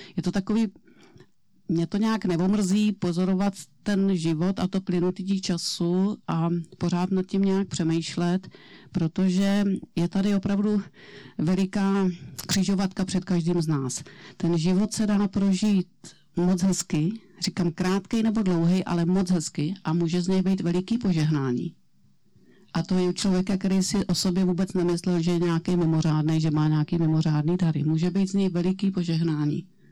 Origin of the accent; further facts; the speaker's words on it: Plzeň Region, Czechia; já jsem tady z Plzeňska